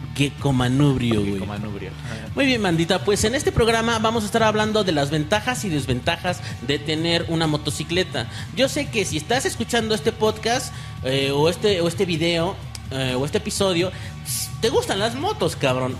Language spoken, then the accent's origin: Spanish; Mexico City, Mexico; Nosotros somos de la Ciudad de México